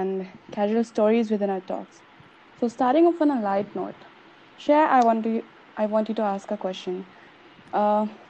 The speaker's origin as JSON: {"language": "English", "town": "Gorakhpur", "region": "Uttar Pradesh", "country": "India", "said": "I'm from a city called Gorakhpur from Uttar Pradesh"}